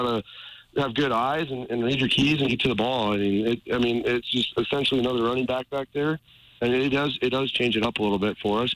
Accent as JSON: {"language": "English", "region": "Montana", "country": "United States", "tie": "born or raised there", "said": "we're all from Montana"}